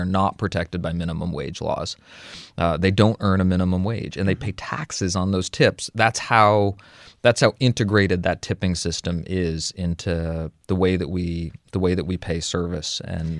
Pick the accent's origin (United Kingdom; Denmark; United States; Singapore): United Kingdom; I'm British, so the whole tipping thing is different here anyway